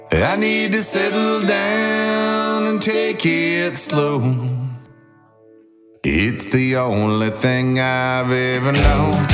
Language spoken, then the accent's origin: English; Thornville, Ohio, United States; from Thornville